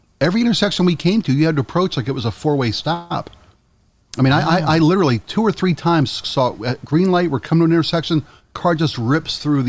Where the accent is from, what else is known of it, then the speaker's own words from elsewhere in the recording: Baltimore, Maryland, United States; moved away; And then I went to Baltimore to see what had become of my hometown